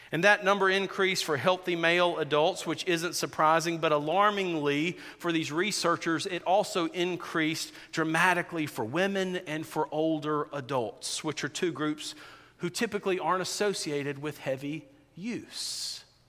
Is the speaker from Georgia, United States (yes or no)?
yes; South Georgia, United States; I grew up in South Georgia, in rural South Georgia.